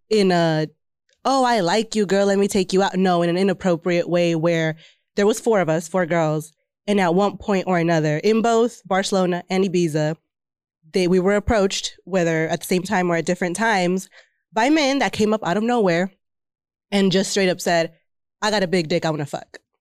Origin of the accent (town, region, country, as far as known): Texas, United States